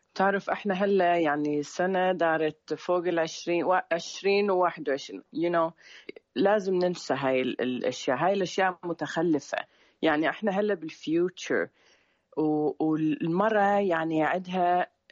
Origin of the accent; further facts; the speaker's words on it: Sweden; also born or lived in Syria; أنا من السويد